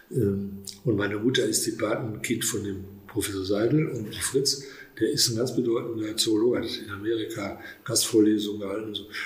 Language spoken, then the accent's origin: German; Soest, North Rhine-Westphalia, Germany; Und ich bin in Soest aufgewachsen, habe Abitur gemacht und ähm, ich fühle mich auch als Soester durch den Klassenverbund